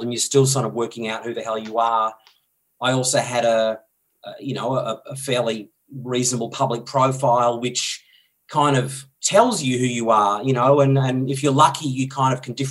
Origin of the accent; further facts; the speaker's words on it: Dandenong Ranges, Victoria, Australia; I grew up in the Dandenong Ranges in Victoria, about an hour out of Melbourne.